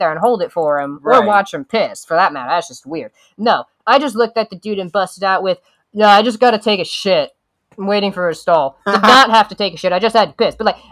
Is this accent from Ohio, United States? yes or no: yes; Columbus, Ohio, United States; I'm from Columbus, Central Ohio